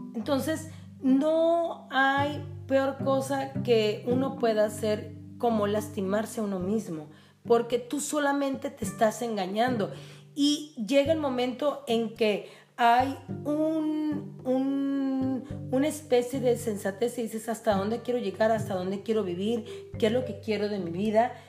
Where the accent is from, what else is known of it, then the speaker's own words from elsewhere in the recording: Tijuana, Baja California, Mexico; de toda la vida de Tijuana